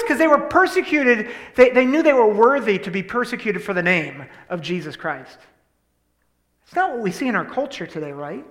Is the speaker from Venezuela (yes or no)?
no; Columbus, Ohio, United States; also born or lived in Penn State University, Pennsylvania; now in Susquehanna Valley, United States; I was born in Columbus, Ohio